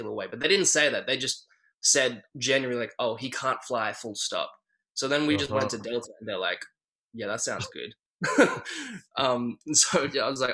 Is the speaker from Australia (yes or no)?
yes; Australia; we're Australian